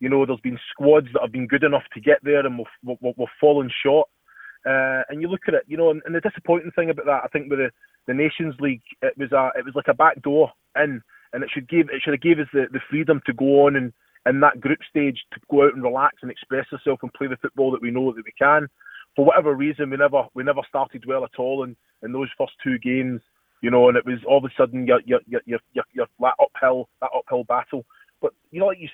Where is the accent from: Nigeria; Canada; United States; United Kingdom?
United Kingdom; Scotland; moved away as an adult; I'm Scottish. I'm born and bred and proud to be